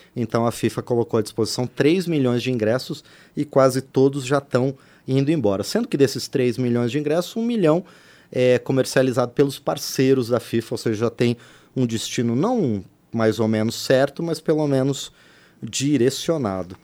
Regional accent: interior of Paraná, Brazil; moved away; o estádio lá da minha terra, no interior do Paraná

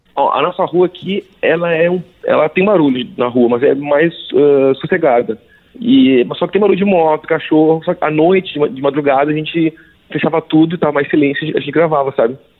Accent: South Region, Brazil; sou do Sul

